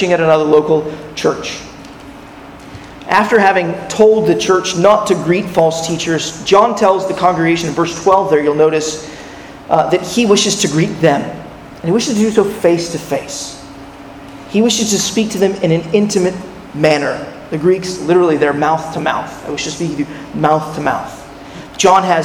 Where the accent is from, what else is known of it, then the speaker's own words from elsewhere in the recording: California, United States; When I was a 10-year-old boy, growing up in California